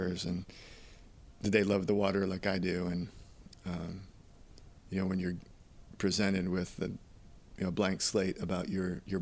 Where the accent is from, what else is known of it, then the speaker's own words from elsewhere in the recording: New York City, New York, United States; I was born in New York City